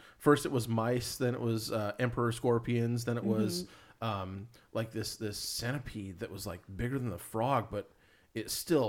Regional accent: California, United States; since I'm from California

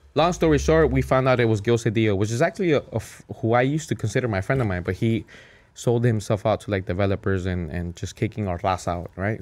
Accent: Cudahy, California, United States; I grew up in Cudahy.

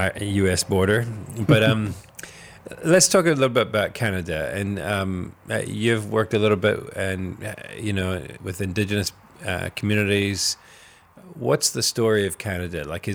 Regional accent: New Zealand; now in Ireland; Like, obviously I'm from New Zealand.

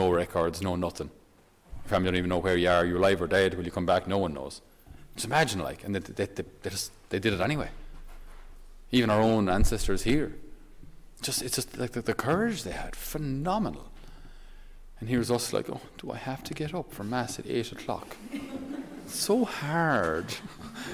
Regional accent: Ireland; for us as Irish people and as Irish men

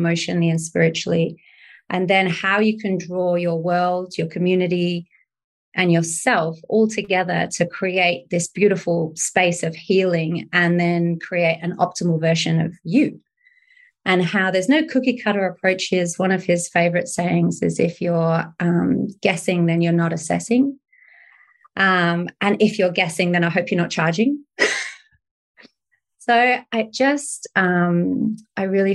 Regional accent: United Kingdom; I'm from the UK

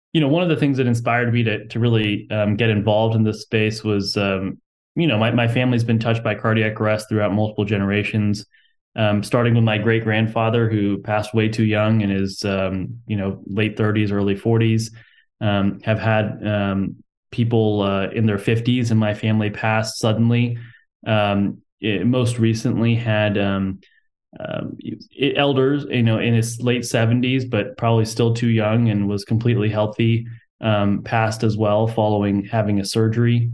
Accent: Houston, Texas, United States; I'm from Texas, and I was born and raised in Houston

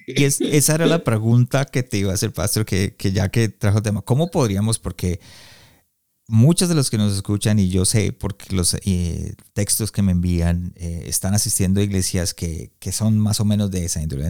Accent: Colombia; now in Canada; yo soy colombiano, pero vivo en Canadá

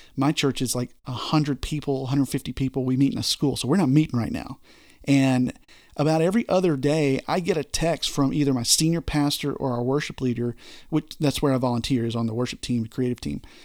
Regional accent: Texas, United States; I'm from Texas

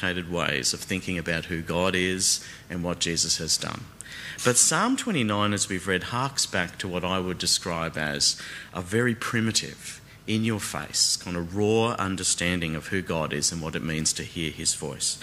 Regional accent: Brisbane, Queensland, Australia; moved away as an adult; now in Melbourne, Australia; one thing I do miss, though, about growing up in Brisbane is the tropical thunderstorms

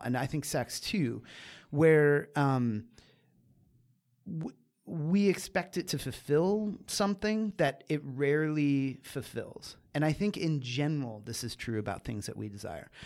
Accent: Catasauqua, Pennsylvania, United States; So I grew up in Pennsylvania, small town Pennsylvania

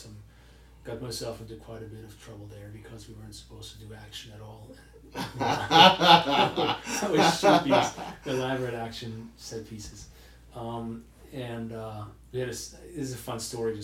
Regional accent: Germany; moved away; I grew up in Europe for the most part, in Germany to be specific

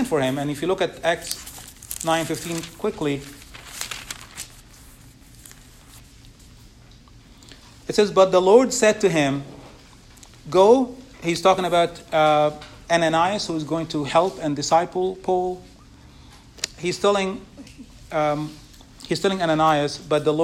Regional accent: Egypt; moved away; where I grew up in Egypt

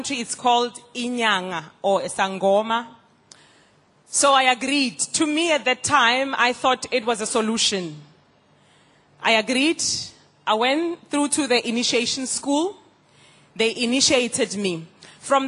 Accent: South Africa; I'm from South Africa

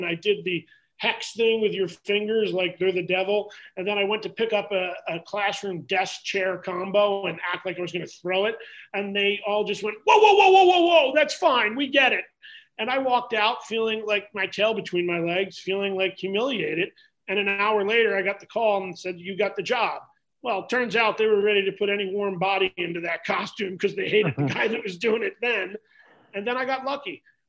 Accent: Blue Bell, Pennsylvania, United States; I grew up in Bluebell

